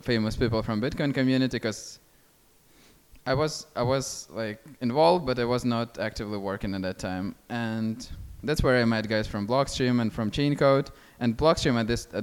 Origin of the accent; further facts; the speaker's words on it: Kharkiv, Kharkiv Oblast, Ukraine; my hometown, which my hometown is Kharkiv